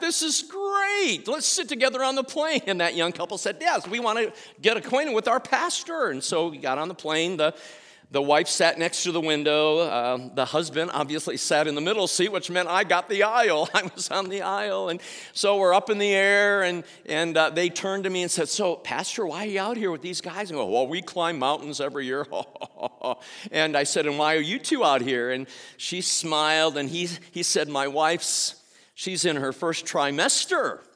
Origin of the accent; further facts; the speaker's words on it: Indianapolis, Indiana, United States; Indianapolis. And, uh, our city is grieving